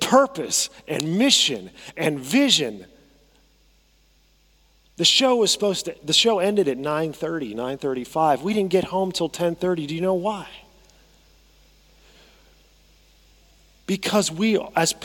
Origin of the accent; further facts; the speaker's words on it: United States; I say that as an American